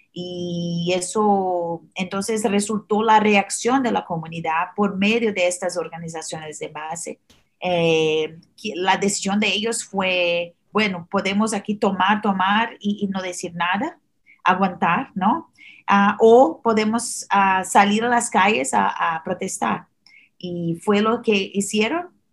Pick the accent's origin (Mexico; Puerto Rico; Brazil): Brazil; Spanish is a second language; now in United States; soy originalmente de Brasil, ah, por eso el acento un poco diferente.